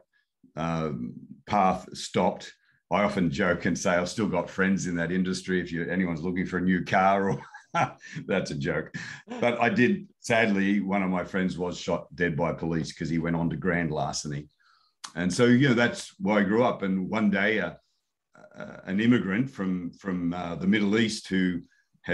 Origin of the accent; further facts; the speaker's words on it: Sydney, New South Wales, Australia; I was born in Newtown, actually at the front door of the house.